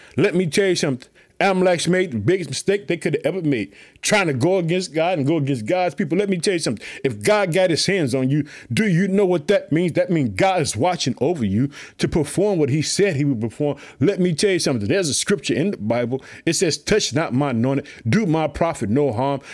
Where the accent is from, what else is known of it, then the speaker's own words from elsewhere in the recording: Illinois, United States; also born or lived in Chicago; my home state, the state of Illinois. I reside in the city of Chicago